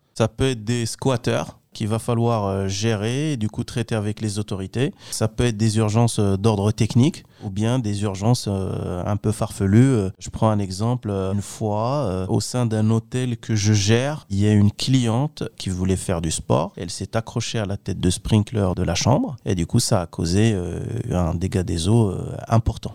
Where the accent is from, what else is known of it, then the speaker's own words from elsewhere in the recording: Kenitra, Rabat-Salé-Kénitra, Morocco; moved away as an adult; now in France; je suis originaire du Maroc, plus précisément de la ville de Kenitra.